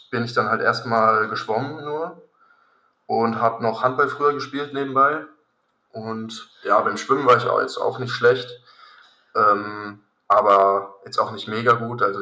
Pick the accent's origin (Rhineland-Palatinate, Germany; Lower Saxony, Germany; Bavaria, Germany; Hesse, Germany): Hesse, Germany; Königstein; ich bin jetzt 20, bin in Königstein aufgewachsen, in der Nähe von Frankfurt.